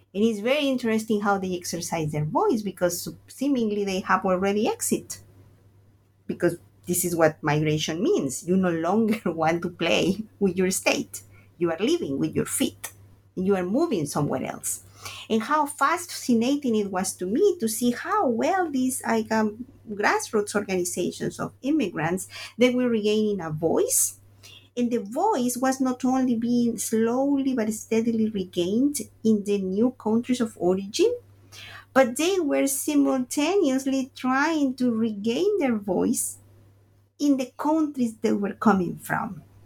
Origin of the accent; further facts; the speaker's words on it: Veracruz, Mexico; moved away as an adult; also born or lived in Mexico City / New York; I'm from Veracruz, Mexico, and my first migration was internal